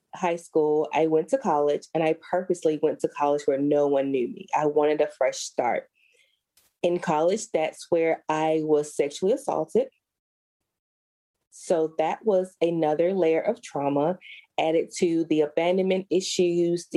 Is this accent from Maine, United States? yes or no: no; Alabama, United States; I was born and raised in Alabama